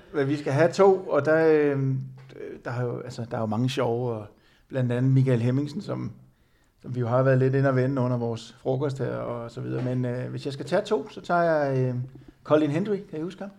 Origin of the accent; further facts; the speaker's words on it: Denmark; jeg var den eneste dansker